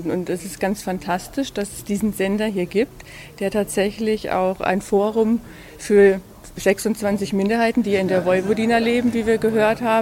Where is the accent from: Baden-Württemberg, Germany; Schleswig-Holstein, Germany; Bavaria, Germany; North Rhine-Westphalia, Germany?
Baden-Württemberg, Germany; Wir kommen ja aus Baden-Württemberg